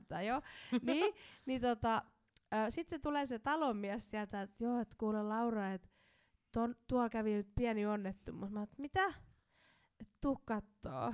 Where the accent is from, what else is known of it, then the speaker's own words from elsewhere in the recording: Somero, Southwest Finland, Finland; tulen Somerolta